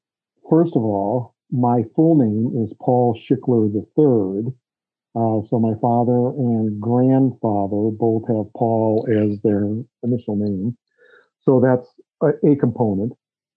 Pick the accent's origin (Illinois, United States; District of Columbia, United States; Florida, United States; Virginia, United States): Illinois, United States; Chicago; moved away as an adult; also born or lived in Des Moines, Iowa; I grew up in the Chicago area, born and raised there and went to school there